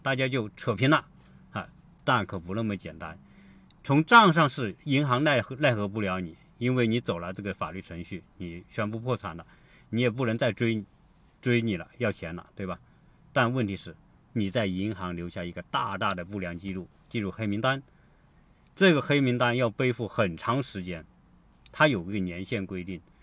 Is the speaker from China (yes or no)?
yes; China; now in United States; 我们中国人是这样